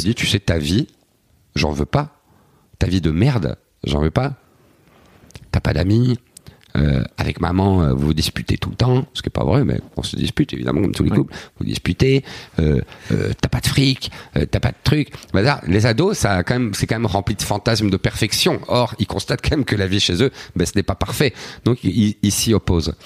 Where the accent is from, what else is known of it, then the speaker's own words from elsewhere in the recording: Belgium; je suis belge